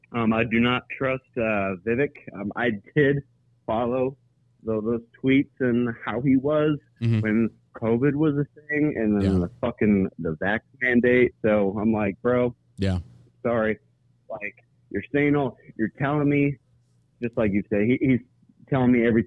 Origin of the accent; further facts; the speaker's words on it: Florida, United States; And me, I'm a Floridian. I'm from Florida.